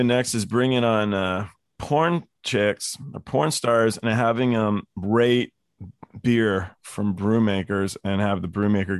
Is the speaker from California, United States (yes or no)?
yes; Los Angeles, California, United States; also born or lived in England; I was born in England, raised in the Valley. I live in Tarzana now.